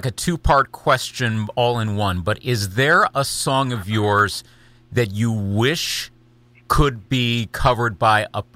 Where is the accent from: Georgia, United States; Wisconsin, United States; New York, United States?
Wisconsin, United States; Eau Claire; born or raised there